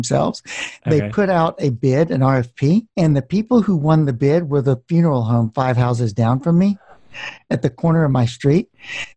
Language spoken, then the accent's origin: English; Morrow, Georgia, United States; I grew up in Atlanta